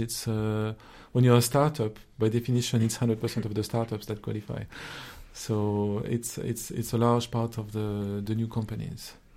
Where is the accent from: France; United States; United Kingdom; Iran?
France; accent: French; English is a second language; my accent as a French citizen